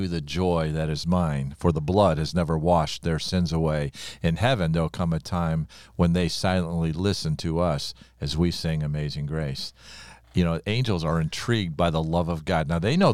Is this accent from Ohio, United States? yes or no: yes; Ohio, United States; I grew up in Ohio.